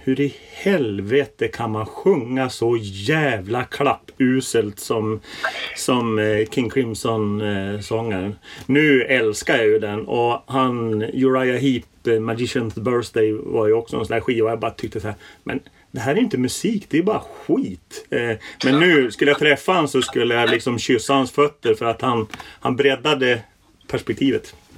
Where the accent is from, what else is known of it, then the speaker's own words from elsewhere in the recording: Norrland, Sweden; moved away; Jag, jag växte upp i, i, i Norrland